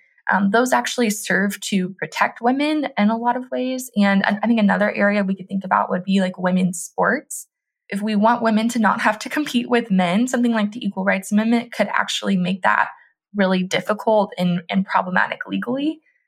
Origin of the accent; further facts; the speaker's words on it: Tennessee, United States; my home state, Tennessee